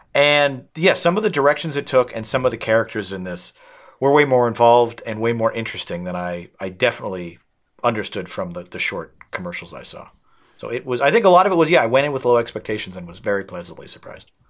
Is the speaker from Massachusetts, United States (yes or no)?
yes; outside of Boston, Massachusetts, United States; that beach is directly across from where I grew up, my hometown